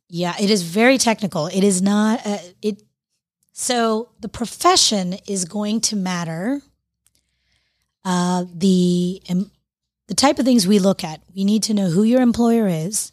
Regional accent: Florida, United States; moved away; I'm from Florida originally

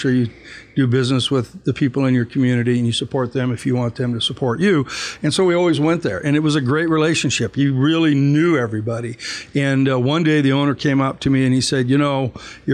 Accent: Tucson, Arizona, United States; when I was a kid, growing up in Tucson, we would walk through the desert

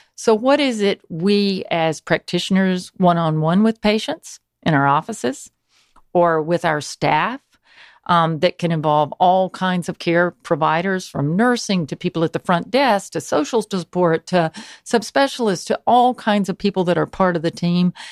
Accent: Newnan, Georgia, United States; I grew up in Noonan, Georgia

